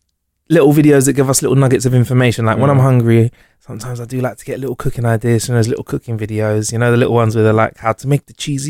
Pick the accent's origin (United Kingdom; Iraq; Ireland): United Kingdom; I'm British.